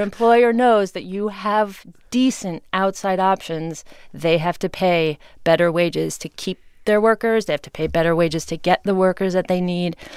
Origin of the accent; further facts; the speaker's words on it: Ames, Iowa, United States; my hometown